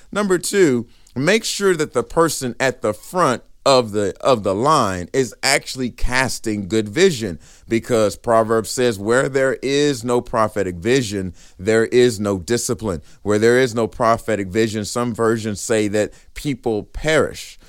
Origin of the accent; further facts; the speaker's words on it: Riesel, Texas, United States; I'm from Riesel, Texas